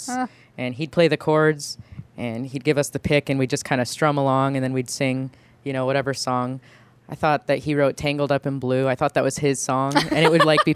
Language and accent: English; Phoenix, Arizona, United States; we kind of moved around a lot when I was a kid, but then we settled here in 1995, and I grew up in Phoenix